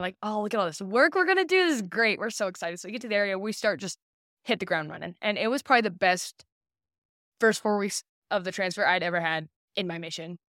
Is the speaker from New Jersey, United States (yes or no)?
no; St. Louis, Missouri, United States; also born or lived in Orem, Utah / Boston, Massachusetts / Alabama; I was 9 or 10 and, and so most of my childhood memories are from Alabama or Missouri, but I call Missouri home